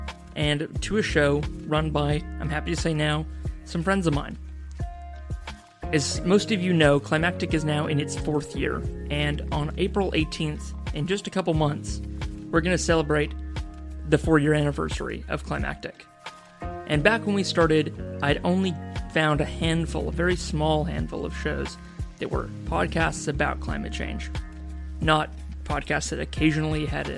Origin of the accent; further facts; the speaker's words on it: Seattle, Washington, United States; from a startup from my hometown of Seattle, Washington, U.S., called Nori